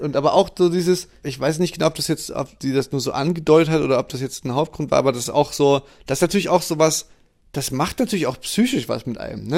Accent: East Germany, Germany; bei uns im Osten

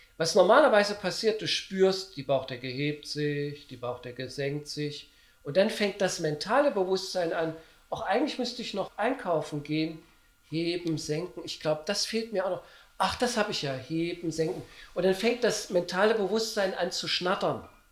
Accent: Germany; also born or lived in Gotha; now in Berlin, Germany; Ich komme aus der DDR

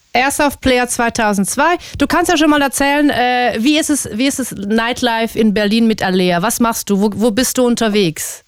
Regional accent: Switzerland; moved away as an adult; now in Germany; ich komme aus der Schweiz

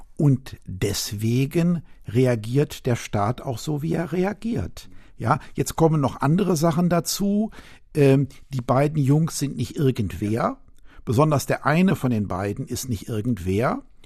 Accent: West Germany, Germany; im Westen, wo ich aufgewachsen bin

